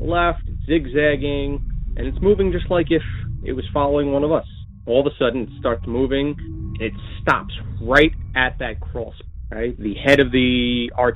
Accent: Long Island, New York, United States; I'm from Long Island, New York

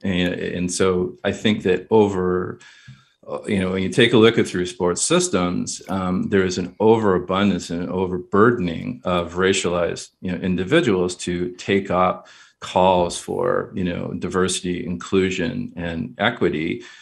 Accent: Kingston, Ontario, Canada; I grew up in Kingston, Ontario.

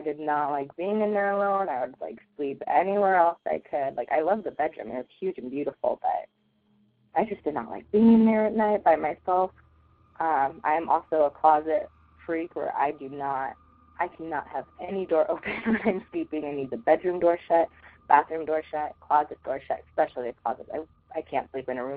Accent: Denver, Colorado, United States; I'm from Denver, Colorado

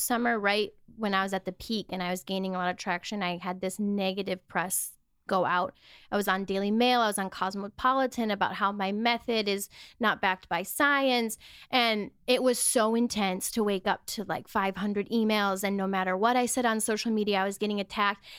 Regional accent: Wisconsin, United States; moved away as an adult; now in Los Angeles, United States; I grew up in Wisconsin in a very small town

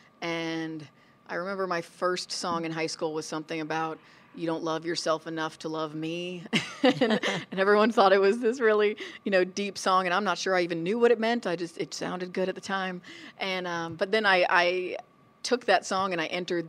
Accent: Florida, United States; moved away as an adult; now in California, United States; I was born in California. My mom grew up in L.A., but when I was about two, they moved us to Florida, and I really grew up in Florida

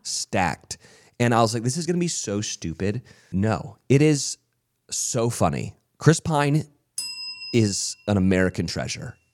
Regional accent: Canada; I'm from Canada

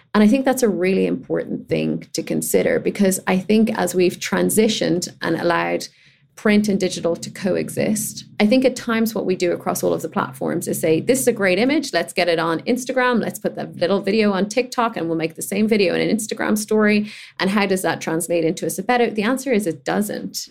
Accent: Ireland; as a gay kid growing up in Ireland

